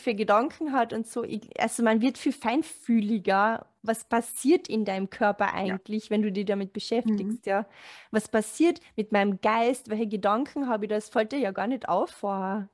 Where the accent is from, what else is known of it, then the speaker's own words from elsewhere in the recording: Carinthia, Austria; moved away; ich komme aus Kärnten